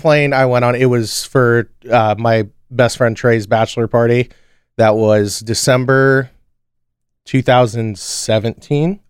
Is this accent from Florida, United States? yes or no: yes; Orlando, Florida, United States; we grew up in Orlando